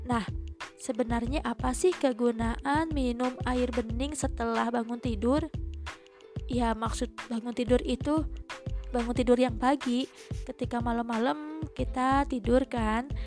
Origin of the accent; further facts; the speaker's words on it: West Java, Indonesia; accent: Sundanese; Oh ya maaf ya karena saya emang dari Sunda jadi suka ada imbuhan-imbuhan khas Sunda gitu